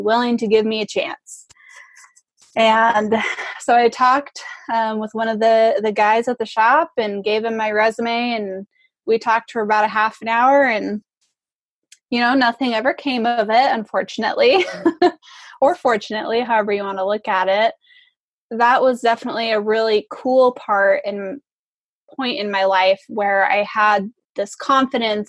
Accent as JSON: {"language": "English", "region": "Washington", "country": "United States", "said": "my home state of Washington"}